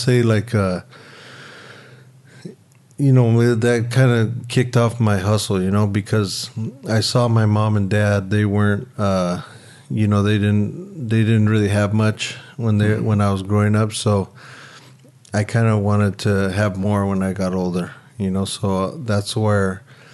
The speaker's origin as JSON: {"language": "English", "town": "Santa Monica", "region": "California", "country": "United States", "tie": "born or raised there", "said": "I was born in Santa Monica at St. John's Hospital and grew up pretty much all on the west side"}